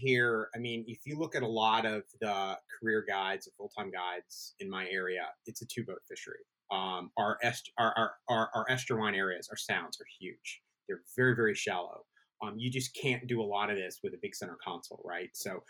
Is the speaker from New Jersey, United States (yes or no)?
no; North Carolina, United States; So I moved around a lot as a kid, but we have a long family history here. So I grew up here in Carter County. Not my whole childhood, but a fair amount of it.